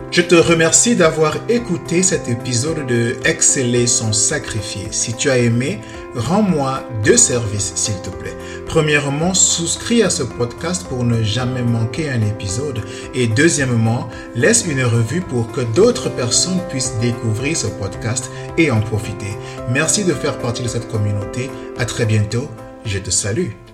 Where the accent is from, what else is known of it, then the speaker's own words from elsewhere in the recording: Cameroon; moved away as an adult; now in Canada; Cameroun, mon pays d'origine, qu'au Canada, où euh, je réside actuellement